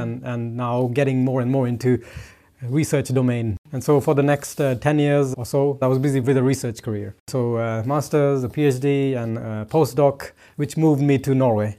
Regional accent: India; moved away; growing up in India

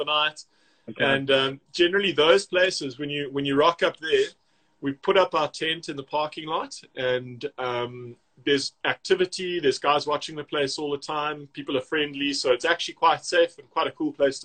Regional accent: South Africa; to us, to a South African

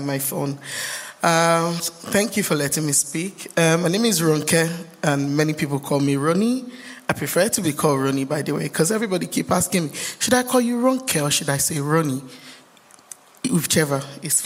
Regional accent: Lagos, Nigeria; also born or lived in Ondo State, Nigeria; now in Bolton, United Kingdom; By the way, I'm from Nigeria, just in case you don't know. We do states, and I'm from Ondo states

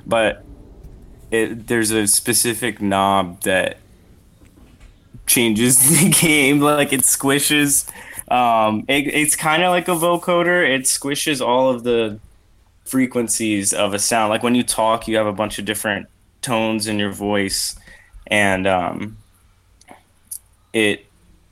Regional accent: Richmond, Virginia, United States; now in Ohio, United States; I'm from Richmond, Virginia, which is where Guar is from

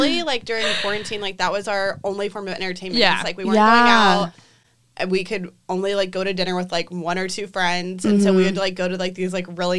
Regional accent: Omaha, Nebraska, United States; moved away as an adult; also born or lived in Virginia; now in Nashville, United States; I am from Omaha, Nebraska, and then went to college in Virginia, and then moved to Nashville about 3 years ago.

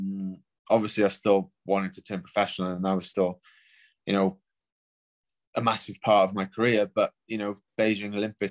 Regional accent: United Kingdom; obviously being British, and it started in London

